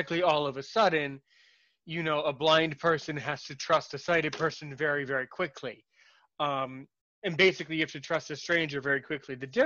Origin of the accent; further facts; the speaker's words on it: United States; as an American